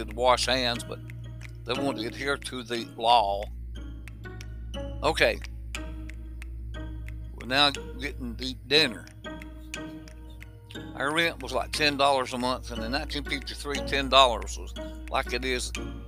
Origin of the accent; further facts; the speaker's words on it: Hamilton, Alabama, United States; I was born in the South. 1953, to be exact